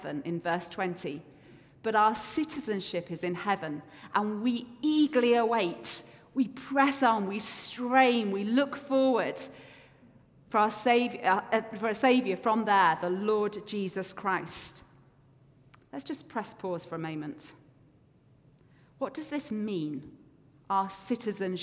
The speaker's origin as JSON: {"language": "English", "region": "England", "country": "United Kingdom", "moved": "as an adult", "lives_now": "Scotland, United Kingdom", "said": "as an English person"}